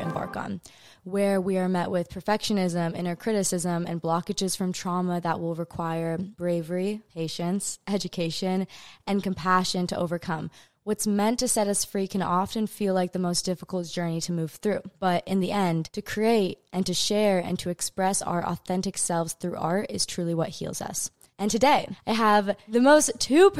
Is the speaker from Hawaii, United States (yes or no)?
yes; Hawaii, United States; this place that I was born and raised in Hawaii